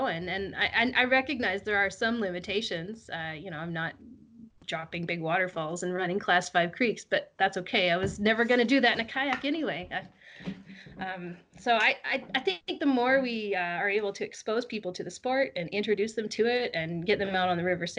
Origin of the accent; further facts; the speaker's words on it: United States; moved away as an adult; also born or lived in Colorado; now in British Columbia, Canada; I'm just an American living in Canada